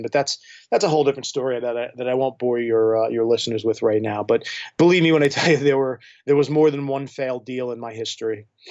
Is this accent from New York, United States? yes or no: yes; New York, United States; moved away as an adult; now in Clarkston, Michigan, United States; I mean, I'm not from here. I'm a New Yorker, so I moved here just, uh, uh, out of circumstance